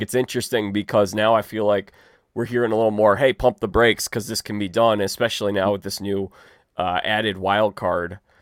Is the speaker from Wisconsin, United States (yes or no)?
no; Chicago, Illinois, United States; I'm from Chicago